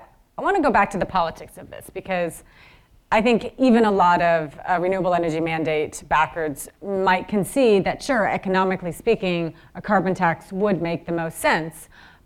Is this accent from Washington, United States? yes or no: yes; Washington, United States; in Washington State, which is my home state and one of the most progressive in the nation